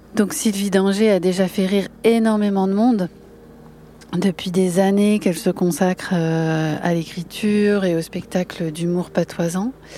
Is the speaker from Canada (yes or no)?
no; Boulogne-sur-Mer, Hauts-de-France, France; je suis née je suis née à Saint-Martin enfin je suis de mmh. Boulogne